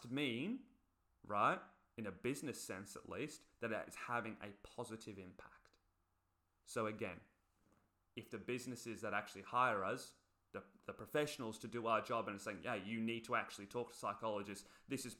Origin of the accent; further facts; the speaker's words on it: England, United Kingdom; moved away; I come from England originally. Look at my people